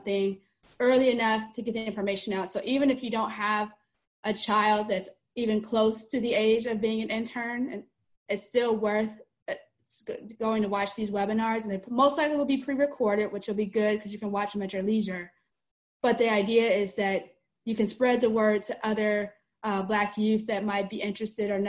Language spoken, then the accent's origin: English; Cleveland, Ohio, United States; now in Orlando, United States; I live in the Orlando, Florida area, although I'm originally from Cleveland, Ohio